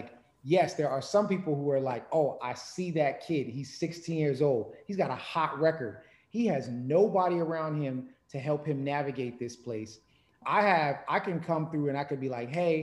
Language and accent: English; New York, United States; growing up in New York